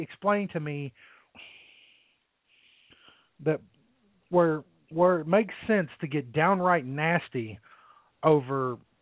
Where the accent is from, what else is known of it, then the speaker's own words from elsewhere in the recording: Middletown, Ohio, United States; I was raised in Middletown, which is about maybe 30 or so minutes outside of Cincinnati.